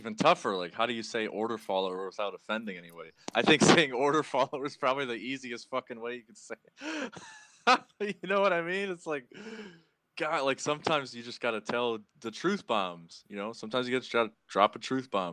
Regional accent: South Bend, Indiana, United States; growing up in South Bend, I've had a lot of friends, like, die from drugs

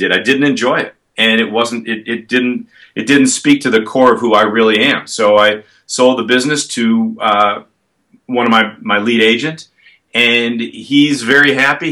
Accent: Chicago, Illinois, United States; now in Ohio, United States; I'm from Chicago, and I know the market really well

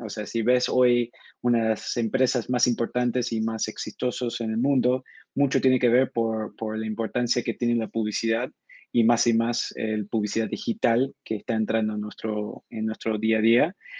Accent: Argentina; now in São Paulo, Brazil; Originalmente soy de Argentina, pero con mucho tiempo viviendo en el, exterior

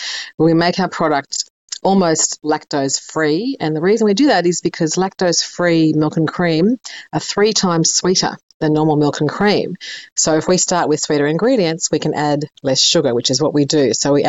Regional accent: Sydney, New South Wales, Australia; I grew up in Sydney, and they had a very famous gelato shop down there called Guido's.

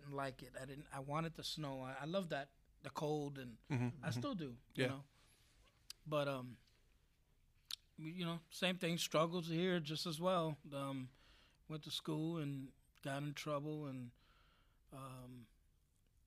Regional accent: New York City, New York, United States; was born in New York.

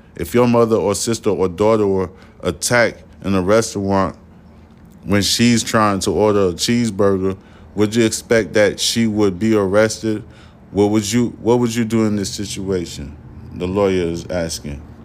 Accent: New York City, New York, United States; also born or lived in Haiti (ancestry); I'm from Brooklyn, New York

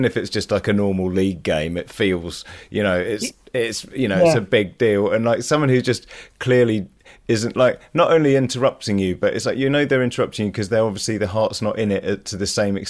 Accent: Leicester, East Midlands, United Kingdom; when we were growing up in Leicester

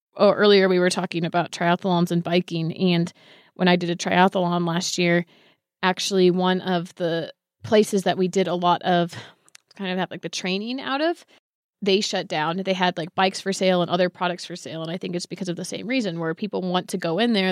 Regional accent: Bay Area, California, United States; I grew up in the Bay Area

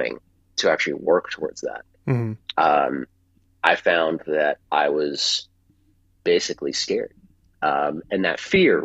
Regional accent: Virginia, United States; I left Virginia, and because that's my home state, home area

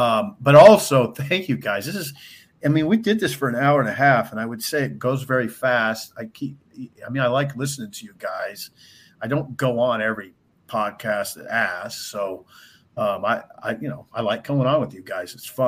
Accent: Columbus, Ohio, United States; You guys are from my hometown

